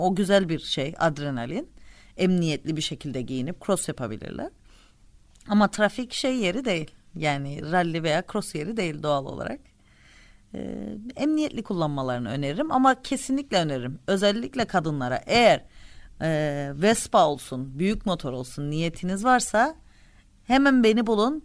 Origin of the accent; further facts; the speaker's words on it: Cyprus; moved away as an adult; also born or lived in Istanbul; doğduğunuz yer işte e, arkadaşlarınızın e, dostlarınızın akrabalarınızın bulunduğu yer kültürünüzün ait olduğu yer